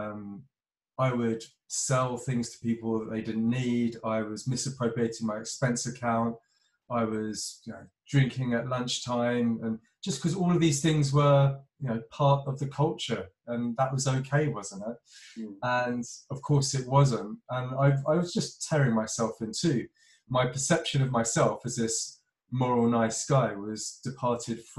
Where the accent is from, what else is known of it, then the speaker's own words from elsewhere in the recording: London, United Kingdom; moved away as an adult; now in Cornwall, United Kingdom; I'm from Northwest London, from the suburbs, and grew up proper city boy.